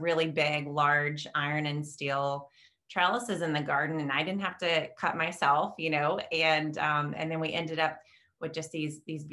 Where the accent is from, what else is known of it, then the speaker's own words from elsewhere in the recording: the South, United States; moved away as an adult; now in Chicago suburbs, Illinois, United States; I am a Southern gardener. That's where I grew up. I grew up in the South